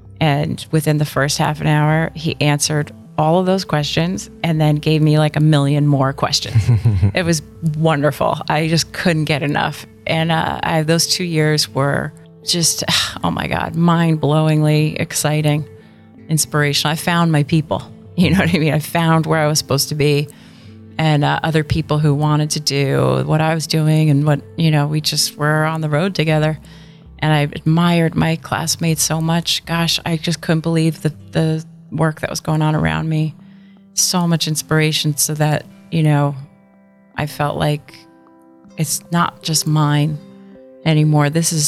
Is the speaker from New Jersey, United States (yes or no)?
yes; New Jersey, United States; I grew up in New Jersey. I'm the youngest of eight.